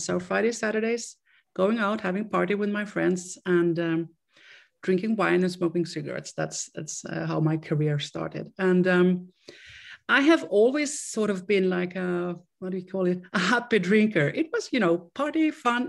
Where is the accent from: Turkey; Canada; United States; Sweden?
Sweden; now in Austria; I am from Sweden and I grew up in Sweden. I still live in, in Europe, but I still in, uh, in, uh, in Austria.